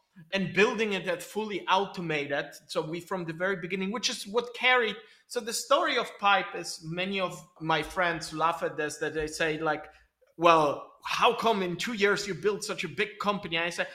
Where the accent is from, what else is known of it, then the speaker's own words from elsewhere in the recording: Belgium; English is a second language; also born or lived in Poland / Israel; I'm originally, so you can probably sense it from the accent, I'm Polish, but I grew up in Belgium and in Israel.